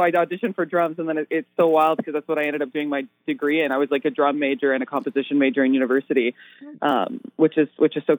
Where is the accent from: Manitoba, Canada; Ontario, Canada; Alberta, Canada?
Alberta, Canada; Edmonton; also born or lived in Toronto; I'm from Edmonton, and most of the time I'm in Edmonton, but I've been living in Toronto kind of part time this year